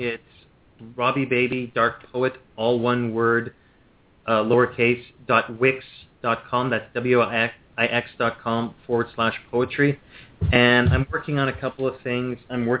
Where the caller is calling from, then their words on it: Ontario, Canada; I'm calling from Ontario in Canada.